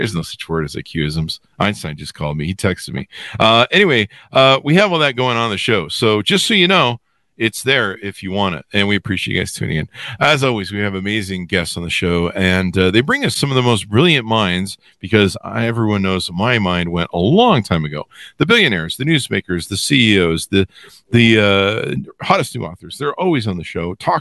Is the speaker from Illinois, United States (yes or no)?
no; La Crescenta, California, United States; I grew up in La Crescenta near Glendale